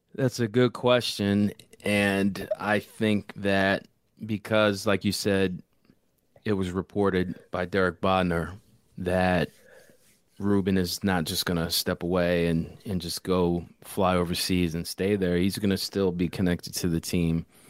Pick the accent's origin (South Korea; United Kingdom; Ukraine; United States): United States; Philadelphia, Pennsylvania; I'm from Philly